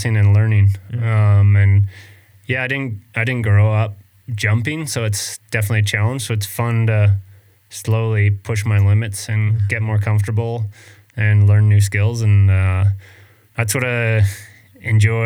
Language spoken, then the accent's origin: English; Vancouver Island, British Columbia, Canada; I was really lucky growing up in Canada and BC on Vancouver Island